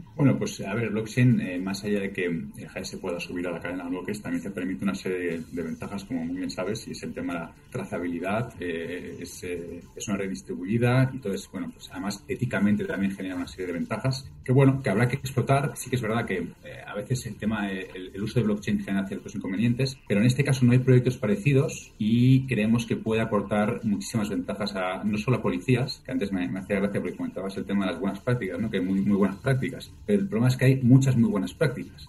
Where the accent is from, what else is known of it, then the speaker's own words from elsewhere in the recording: Spain; Vengo de España.